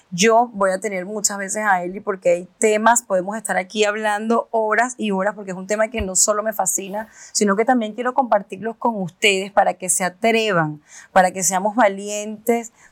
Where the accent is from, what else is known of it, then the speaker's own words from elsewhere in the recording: Venezuela; moved away; como venirte de un país a otro, en mi caso que yo vine de Venezuela